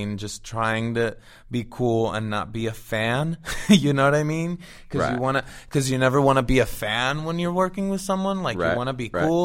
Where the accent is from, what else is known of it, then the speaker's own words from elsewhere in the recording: Venezuela; moved away as an adult; also born or lived in Florida / Miami; now in Los Angeles, United States; I'm Venezuelan. I was born and raised in Venezuela, lived there till I was 19 years old